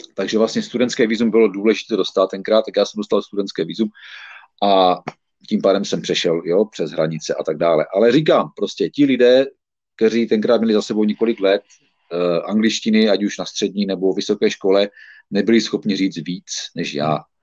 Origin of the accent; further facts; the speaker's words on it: Czechia; moved away as an adult; also born or lived in Ostrava; now in United Kingdom; já jsem samozřejmě Čech